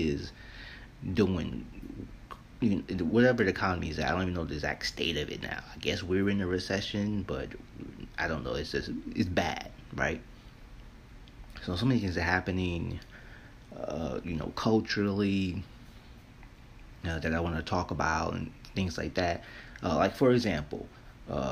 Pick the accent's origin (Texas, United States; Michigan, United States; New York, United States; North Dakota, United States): New York, United States; living and growing up in New York